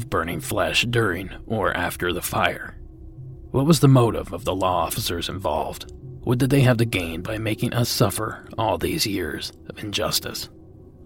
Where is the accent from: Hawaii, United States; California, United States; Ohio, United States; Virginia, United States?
California, United States; my home state of California